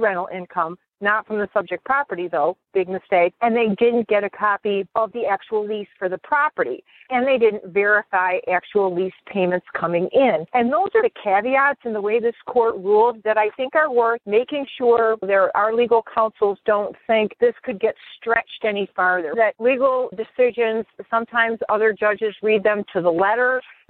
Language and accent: English; Detroit, Michigan, United States; I'm from Detroit